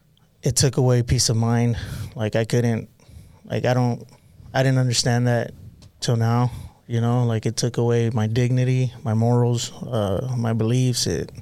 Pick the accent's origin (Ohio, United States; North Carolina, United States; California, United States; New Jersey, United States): California, United States; Pasadena; Yeah. Pasadena, California.